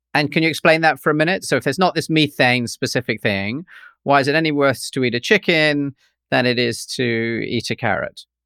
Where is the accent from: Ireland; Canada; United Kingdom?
United Kingdom; London; When I grew up in London